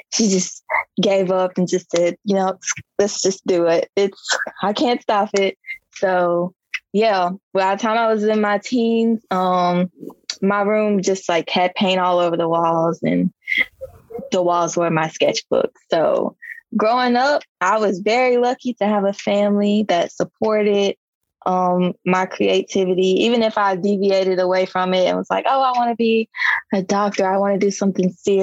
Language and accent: English; Gary, Indiana, United States; also born or lived in Chicago; now in Meridian, United States; I'm from Gary, Indiana, which is like 20 minutes from Chicago